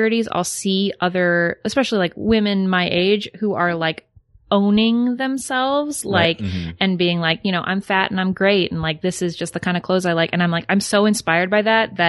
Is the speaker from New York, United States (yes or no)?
no; outside of Boston, Massachusetts, United States; moved away; I grew up outside of Boston and there's like, we had a lot of lakes and stuff